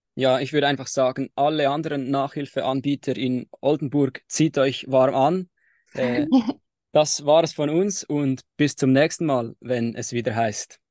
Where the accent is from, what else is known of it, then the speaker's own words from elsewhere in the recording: Switzerland; bei uns in der Schweiz im Primarschulalter